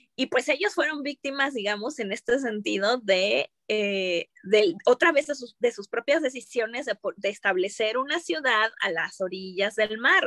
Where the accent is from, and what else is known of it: Mexico